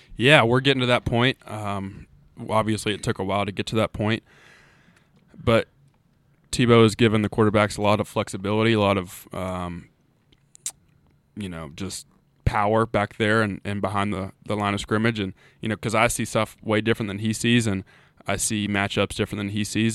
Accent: Charleston, West Virginia, United States; moved away as an adult; also born or lived in Huntington, West Virginia; now in Blacksburg, United States; born and raised in Charleston. Uh, really haven't lived anywhere else other than, um, my time at Marshall

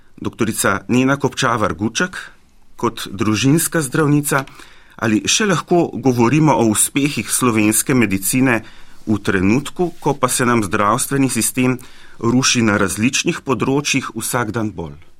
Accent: Slovenia; Slovenci smo bili

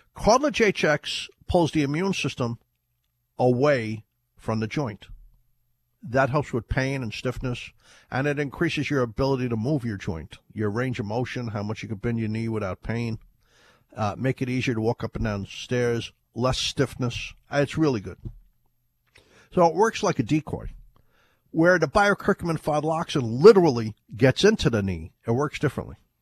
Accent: Ireland; now in United States; when I was a kid in Ireland, we used to call it turmeric. I was born in Ireland

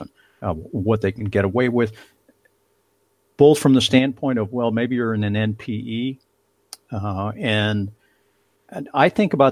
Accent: Chicago, Illinois, United States; moved away; I grew up in Chicago and spent a lot of time in Chicago, but in Chicago, I grew up at the end of the Ravenswood L.

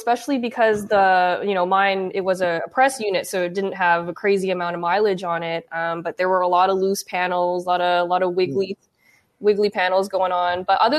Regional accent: Canada; I'm from Canada.

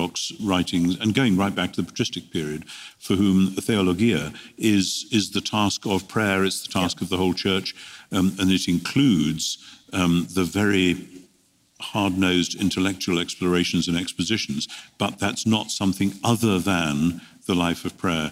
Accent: United Kingdom; as a Brit coming to America quite frequently

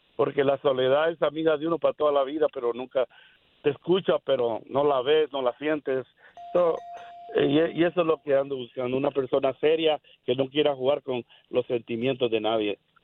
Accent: El Salvador; moved away; yo, soy de El Salvador.

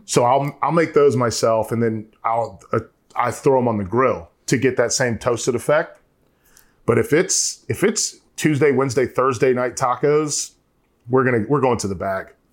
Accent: North Carolina, United States; I'm from North Carolina

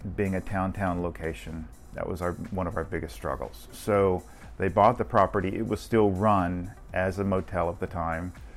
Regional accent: Beaver Dam, Kentucky, United States; now in Orlando, United States; I was born in a little small town called Beaver Dam, Kentucky

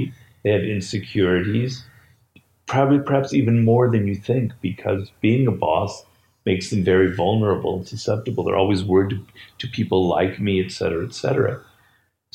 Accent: Odesa, Odesa Oblast, Ukraine; So I'm Russian Jew.

